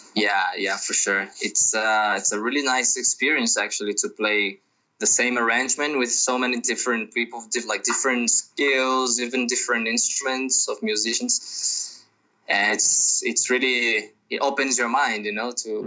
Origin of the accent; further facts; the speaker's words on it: Brazil; I'm from Brazil. I'm living in Brazil right now because of the, the crisis